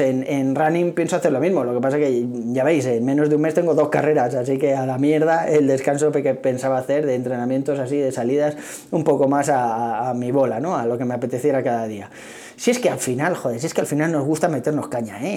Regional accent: Tres Cantos, Community of Madrid, Spain; soy de aquí de Tres Cantos, que está las afueras de Madrid

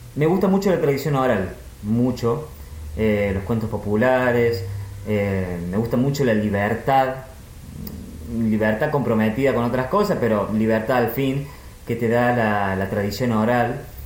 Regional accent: Argentina; como buen argentino

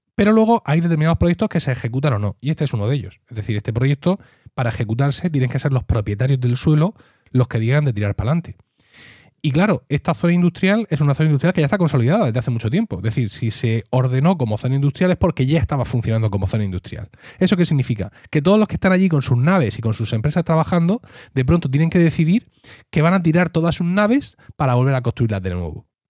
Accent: Region of Murcia, Spain; si soy murciano

